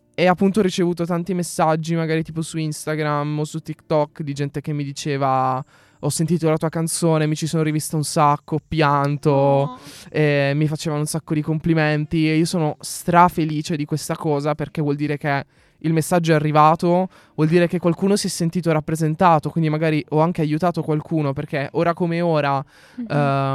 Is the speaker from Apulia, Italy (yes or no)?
yes; Apulia, Italy; moved away; also born or lived in Milan; io sono pugliese, che sono in Puglia